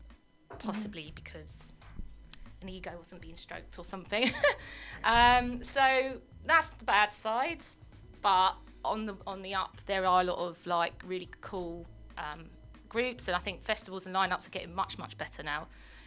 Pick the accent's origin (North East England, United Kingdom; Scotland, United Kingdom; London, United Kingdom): London, United Kingdom; growing up in South London